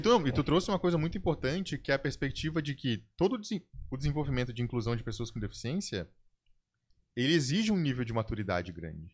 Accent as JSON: {"language": "Portuguese", "country": "Brazil", "said": "nós, como brasileiros"}